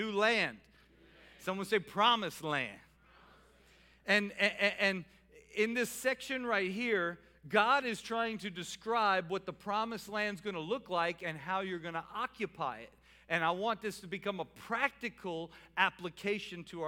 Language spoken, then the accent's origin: English; New Orleans, Louisiana, United States; I'm from New Orleans